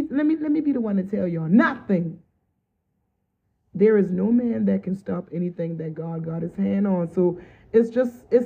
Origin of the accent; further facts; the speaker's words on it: Charleston, South Carolina, United States; moved away as an adult; I lived in a town that was small enough, Charleston, South Carolina